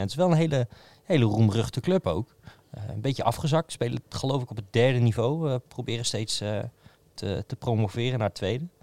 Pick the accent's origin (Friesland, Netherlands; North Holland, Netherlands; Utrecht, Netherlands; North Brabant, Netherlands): Utrecht, Netherlands; als Utrechter